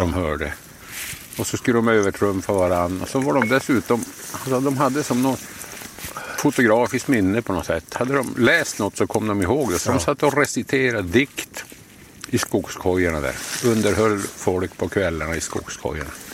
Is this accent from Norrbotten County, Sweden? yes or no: yes; Söderhalas, Norrbotten County, Sweden; also born or lived in Jokkmokk; så flyttade vi då till Söderhalas där jag växte upp